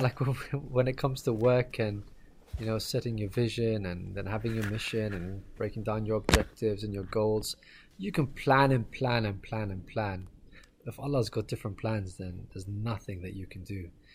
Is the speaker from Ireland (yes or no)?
yes; Ireland; moved away; also born or lived in Pakistan; I was born and raised in Ireland.